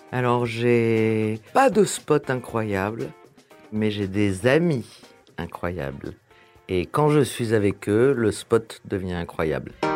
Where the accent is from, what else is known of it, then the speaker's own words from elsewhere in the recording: Paris, Île-de-France, France; Je suis né à Paris. J'ai vécu toute ma vie à Paris.